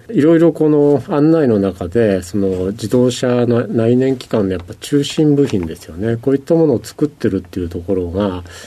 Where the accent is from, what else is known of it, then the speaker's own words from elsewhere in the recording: Shizuoka, Japan; also born or lived in Minamiminowa, Nagano; 生まれたところは、 えっと、長野県の南箕輪というその村なんですけれども、はい、まあ、これあの小学校入る前からも高校まではずっと静岡市の方にいた